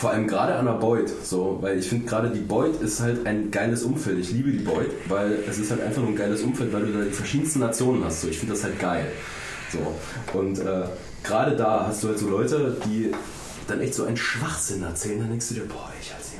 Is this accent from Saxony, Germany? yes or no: yes; Saxony, Germany; moved away; quasi zu Hause, da wo ich herkomme, in Sachsen.